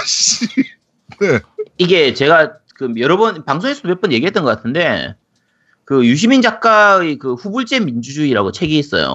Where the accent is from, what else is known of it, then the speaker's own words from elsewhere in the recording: Busan, South Korea; 야구장 이쪽 근처에 살아가지고